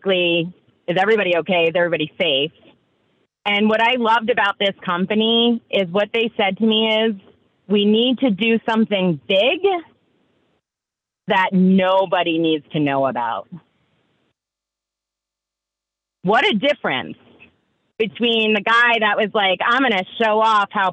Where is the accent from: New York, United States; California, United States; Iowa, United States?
New York, United States; I'm from New York